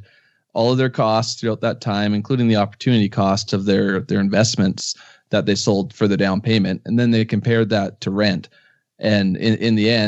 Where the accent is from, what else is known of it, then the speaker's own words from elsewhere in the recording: Canada; Being Canadian